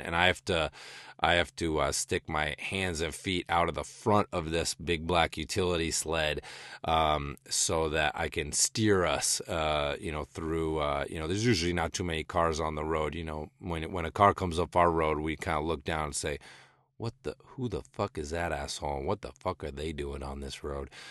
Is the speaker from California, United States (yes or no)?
no; rural western Massachusetts, United States; also born or lived in southern New Hampshire / Los Angeles / Northeast Kingdom, Vermont; now in Vermont, United States; growing up in New England, um, you know, born and raised in rural western Massachusetts, then jumped up to, uh, suburban southern New Hampshire, and then eventually settling in the Northeast Kingdom of Vermont